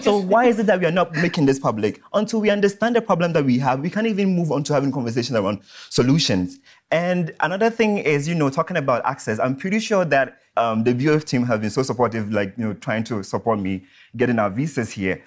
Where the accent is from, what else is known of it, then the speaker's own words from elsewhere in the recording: Ghana; so I'm from Ghana